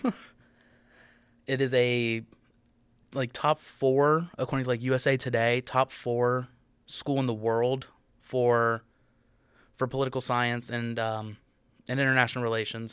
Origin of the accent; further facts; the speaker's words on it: United States; I'm an American